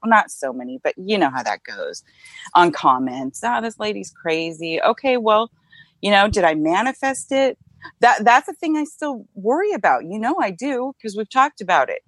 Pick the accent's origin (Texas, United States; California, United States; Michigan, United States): California, United States; Northern; also born or lived in Modesto, California / Davis, California / Vacaville, California / Laguna Niguel, California; I grew up in Northern California